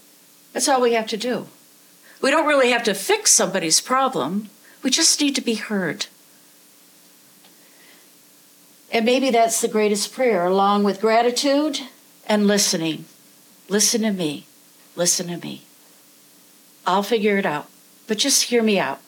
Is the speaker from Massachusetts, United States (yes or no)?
no; the Adirondacks, New York, United States; now in Vermont, United States; I grew up in the woods. I grew up in the Adirondacks, and now I live in the Green Mountains